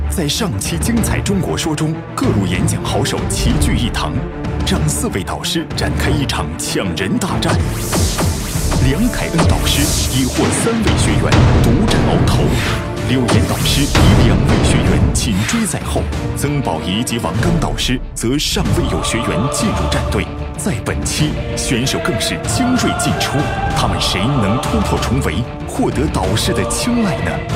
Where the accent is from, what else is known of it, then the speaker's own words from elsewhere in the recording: a small village in Northwest China, China; 我出生在西北的小村里